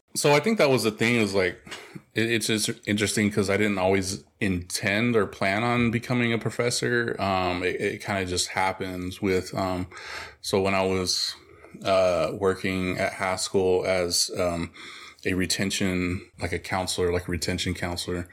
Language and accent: English; Oklahoma, United States; moved away; also born or lived in El Paso, Texas; I'm originally from Oklahoma, and I lived also a big part of my life in El Paso, Texas.